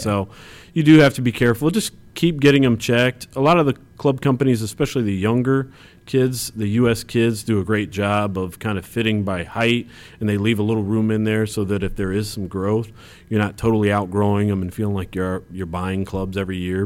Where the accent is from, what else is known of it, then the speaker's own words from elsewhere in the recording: Champaign, Illinois, United States; I grew up in Champaign, uh, Illinois